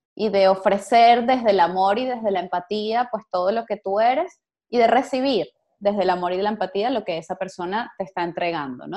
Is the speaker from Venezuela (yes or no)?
yes; Venezuela; como venezolanos